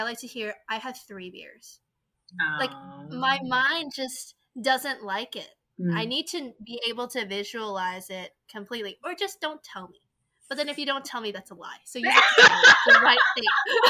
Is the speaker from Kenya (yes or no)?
no; South Korea; English is a second language; also born or lived in China; now in United States; So I'm originally from South Korea. I lived in China for 10 plus years. I moved back to Korea.